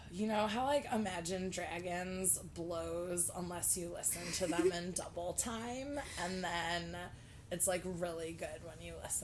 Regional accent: Cleveland, Ohio, United States; because I'm from Cleveland.

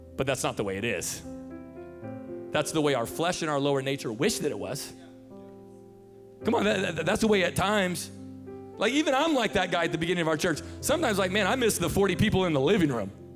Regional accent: Tacoma, Washington, United States; I'm from Tacoma, Washington, born and raised

